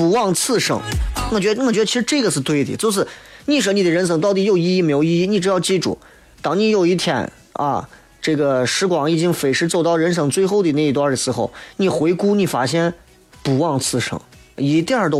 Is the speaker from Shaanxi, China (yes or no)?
yes; Xi'an, Shaanxi, China; 他拉起了西安本土的搞笑，让我们西安人出去宣扬我们本土文化的时候有啥可说？